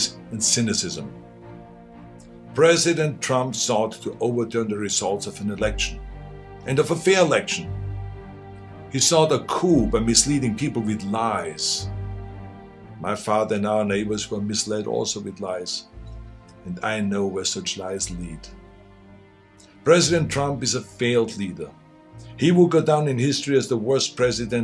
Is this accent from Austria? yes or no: yes; Austria; now in United States; I grew up in Austria.